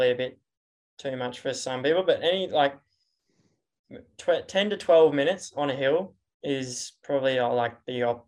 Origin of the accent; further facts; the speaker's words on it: Brisbane, Queensland, Australia; also born or lived in Boise, United States; I grew up in Mount Gravatt, which is a very hilly area